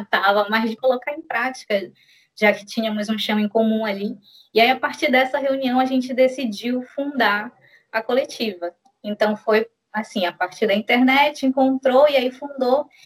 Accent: Belém, Pará, Brazil; sou de Belém do Pará

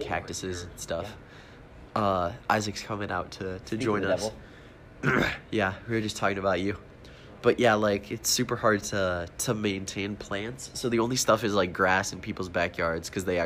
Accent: North Dakota, United States; I'm from North Dakota

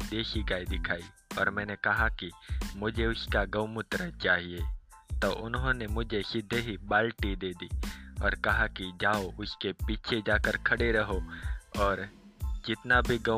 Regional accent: Gujarat, India; गुजरात का रहने वाला हूँ

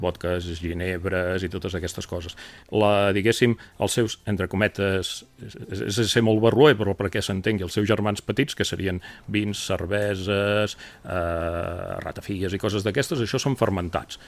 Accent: Girona province, Catalonia, Spain; com a gironins

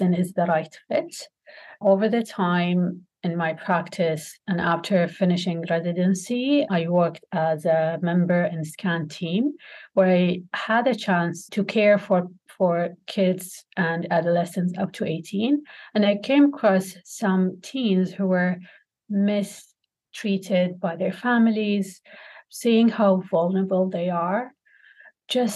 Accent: Kuwait; also born or lived in Toronto, Canada; I'm from Kuwait.

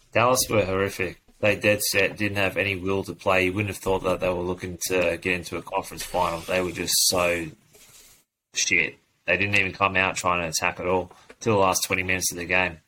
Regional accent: Sydney, New South Wales, Australia; I'm born in Sydney

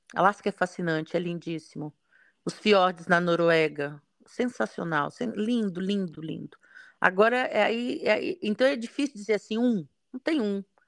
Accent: Brasília, Federal District, Brazil; eu nasci no, no em Brasília, né? Região de Cerrado, muito seco

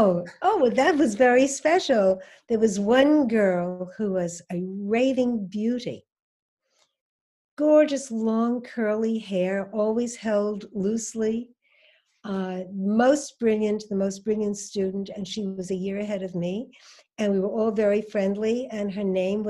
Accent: New York City, New York, United States; moved away; I grew up in Brooklyn, New York, and I had a very wonderful growing up, actually

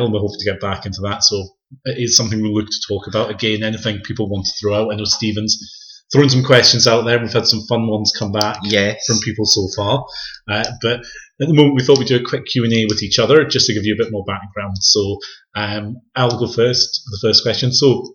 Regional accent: the Borders, North East England, United Kingdom; now in Edinburgh, United Kingdom; I'm based in Edinburgh with yourself. I'm from the Borders originally, so just outside of Scotland. Thankfully, as far north as you can get in England

